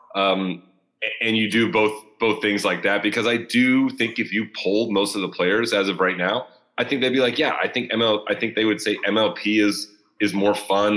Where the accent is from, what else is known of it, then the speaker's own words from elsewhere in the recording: Southern California, United States; near my hometown. So, or in Southern California